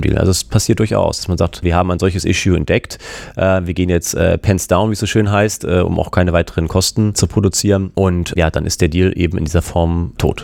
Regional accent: Hamburg, Germany; also born or lived in San Diego, United States; bin ich natürlich auch in Hamburg geblieben, wie sich das als echter Hamburger gehört

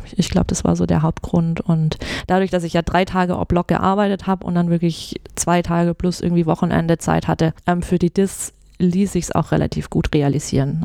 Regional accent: near Stuttgart, Swabia, Baden-Württemberg, Germany; moved away as an adult; also born or lived in Mannheim; now in Munich, Germany; Also ich, ich komme ursprünglich aus der Nähe von Stuttgart, mhm. bin gebürtige Schwäbin

